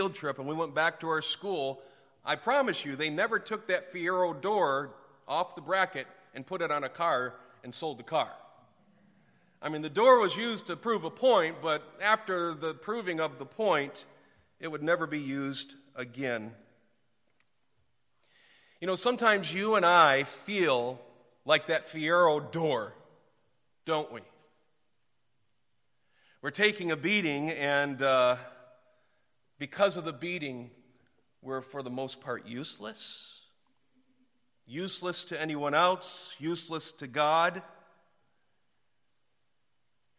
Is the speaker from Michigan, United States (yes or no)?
yes; Detroit, Michigan, United States; also born or lived in Clarkston, Michigan; I was born downtown Detroit at Hutzel Hospital and I grew up in the auto industry